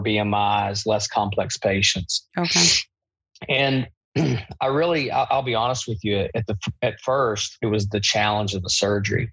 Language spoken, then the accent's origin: English; Eastern Kentucky, United States; I'm from Eastern Kentucky.